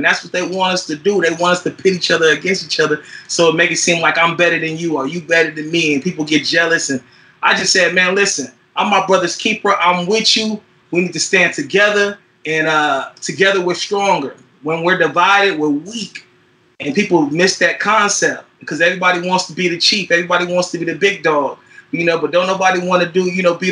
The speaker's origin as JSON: {"language": "English", "town": "Fairfield", "region": "California", "country": "United States", "tie": "born or raised there", "also_born_or_lived": "San Francisco, California / Oakland, California / Richmond, California", "said": "I was born in San Francisco, California, raised in Fairfield, California, 707, the Bay Area."}